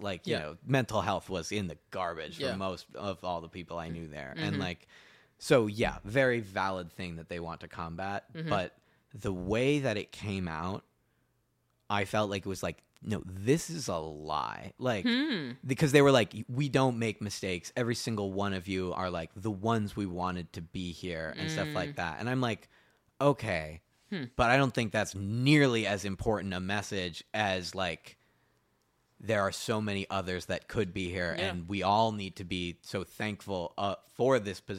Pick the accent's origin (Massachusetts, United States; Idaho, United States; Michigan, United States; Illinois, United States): Massachusetts, United States; oh, I'm from Cape Cod, and they're like, oh, that's cool.